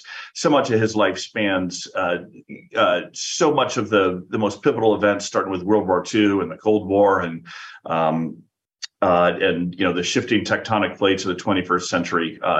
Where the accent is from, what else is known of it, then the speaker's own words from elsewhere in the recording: Tucson, Arizona, United States; I grew up in Tucson, Arizona, so shout out to Tucson there.